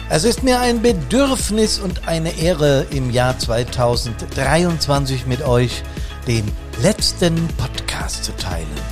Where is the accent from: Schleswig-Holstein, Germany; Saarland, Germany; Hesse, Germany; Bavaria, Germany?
Hesse, Germany; Bad Soden am Taunus; hier in Bad Soden